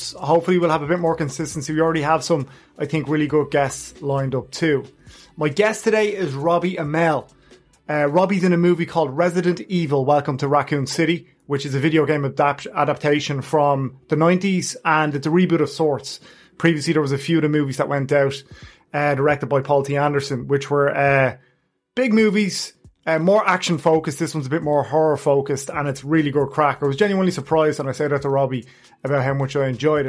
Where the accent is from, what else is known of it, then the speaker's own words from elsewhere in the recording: Ireland; We're Irish